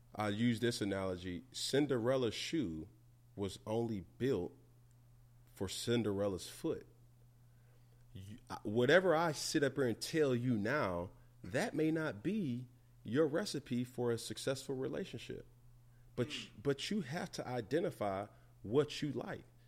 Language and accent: English; Atlanta, Georgia, United States; I'm from Atlanta